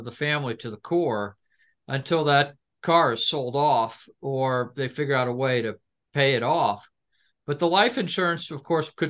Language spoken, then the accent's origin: English; United States; I'm American